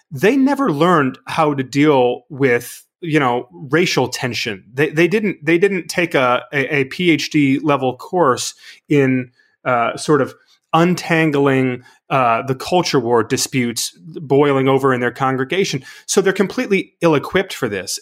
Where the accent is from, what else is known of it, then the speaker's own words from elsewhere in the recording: Michigan, United States; the church where I grew up in Michigan